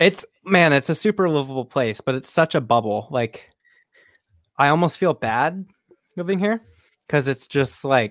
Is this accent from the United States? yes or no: yes; Auburn, Washington, United States; also born or lived in Seattle / Burien / Bellingham; I was born in Seattle, and I lived in Burien for like a couple years, which is essentially Seattle. Lived in Auburn, Washington for 18 years